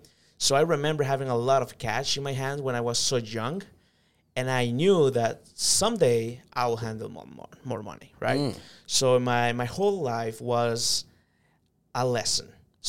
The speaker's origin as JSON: {"language": "English", "region": "San Salvador", "country": "El Salvador", "tie": "born there", "said": "I come from a third world country."}